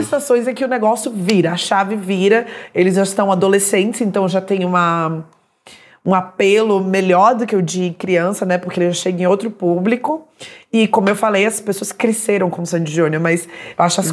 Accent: Salvador, Bahia, Brazil; eu sou de Salvador também

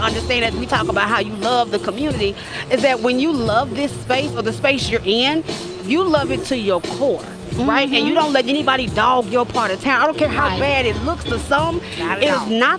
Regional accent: Duncanville, Texas, United States; also born or lived in Richardson, Texas; I'm a suburb kid to my core. I grew up in Duncanville, Texas. Before that, I lived in Richardson for a year.

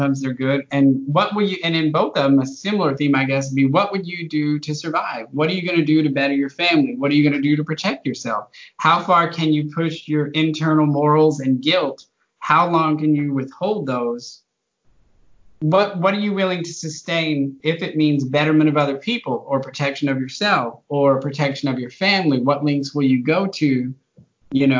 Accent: the Texas Panhandle, United States; also born or lived in Austin, Texas; I've lived in Texas my whole life. I grew up in the Panhandle, a very small town

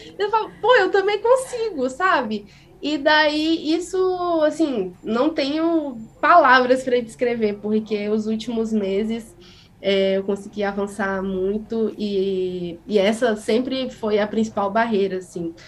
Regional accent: interior of Espírito Santo, Brazil; eu sou uma pessoa que foi criada no interior, sou do interior do Espírito Santo, numa cidadezinha que faz quase divisa com o sul da Bahia

